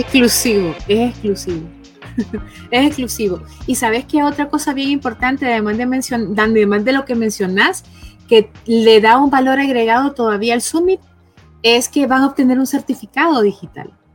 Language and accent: Spanish; Honduras; yo soy hondureña